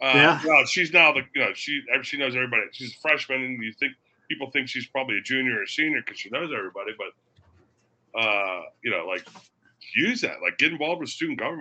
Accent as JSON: {"language": "English", "town": "Daytona Beach", "region": "Florida", "country": "United States", "tie": "born or raised there", "said": "I grew up in Daytona Beach, Florida"}